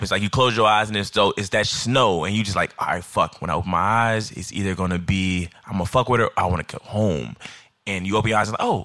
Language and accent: English; Midwest, United States; Like I'm from the Midwest, so essentially we court by nature.